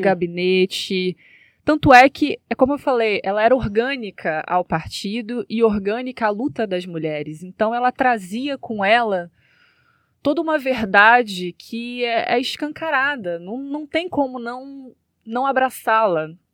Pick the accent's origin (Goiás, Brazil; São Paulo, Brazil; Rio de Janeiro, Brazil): Rio de Janeiro, Brazil; Eu venho, né, da, da zona norte do Rio de Janeiro